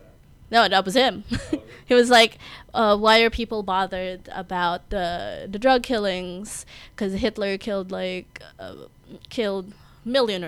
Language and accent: English; Philippines; moved away; I'm from the Philippines.